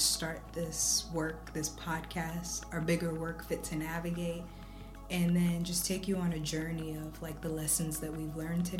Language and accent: English; Ethiopia; moved away; I'm originally from Ethiopia.